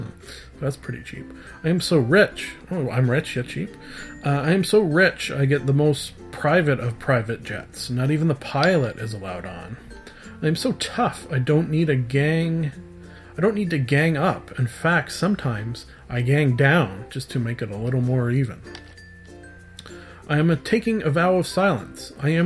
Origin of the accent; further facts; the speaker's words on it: Canada; I am a Canadian, so of course I am upset about the recent hike in my dog sled and igloo insurance.